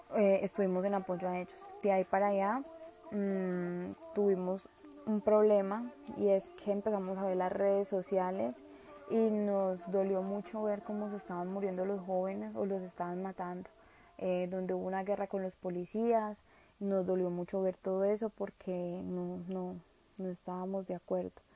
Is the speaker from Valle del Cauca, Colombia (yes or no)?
yes; La Unión, Valle del Cauca, Colombia; en mi municipio, yo soy de la Unión Valle